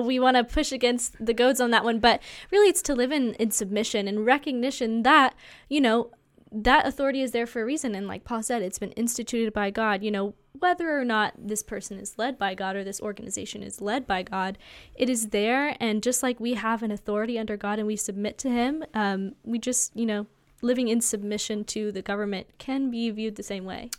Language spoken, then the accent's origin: English; United States; as an American citizen